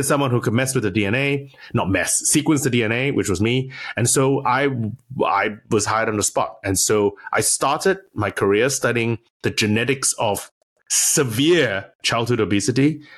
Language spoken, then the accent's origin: English; California, United States; also born or lived in Berkeley, United States; I'm from California, actually, originally. I sound weird because my wife's English, but I'm a transplanted Californian. I did high school and I went to University of California at Berkeley, Cal Berkeley, which is where I did my undergrad, doing molecular biology.